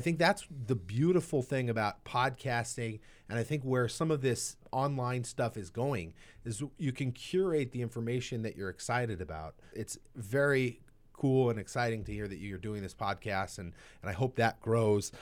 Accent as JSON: {"language": "English", "region": "Southern California", "country": "United States", "tie": "born or raised there", "said": "Growing up in Southern California"}